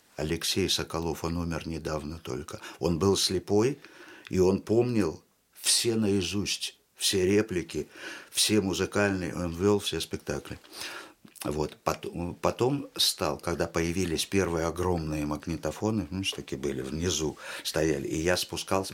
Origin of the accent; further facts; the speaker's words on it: Tashkent, Uzbekistan; moved away; also born or lived in Israel; я буквально с трех лет э, вырос в театре кукол в Ташкентском потому что я из Ташкента